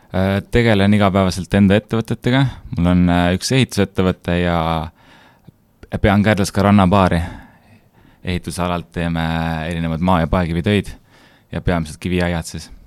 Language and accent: Estonian; Hiiumaa, Hiiu County, Estonia; sündinud ja kasvanud Hiiumaal